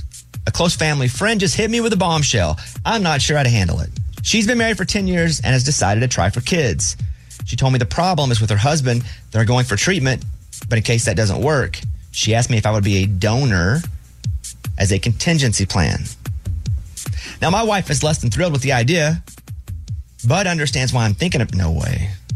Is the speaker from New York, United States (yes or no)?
no; Arkansas, United States; You know, I'm from Arkansas.